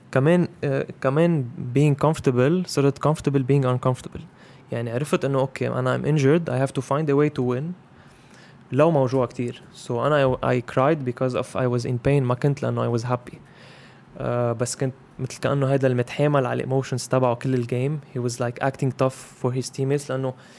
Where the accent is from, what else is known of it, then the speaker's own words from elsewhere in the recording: Zahle, Beqaa, Lebanon; moved away as an adult; now in Beirut, Lebanon; هيدا مدينتي